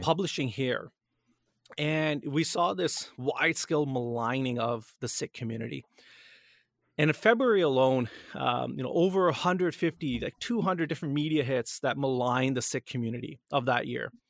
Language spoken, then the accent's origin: English; Canada; Born and raised in Canada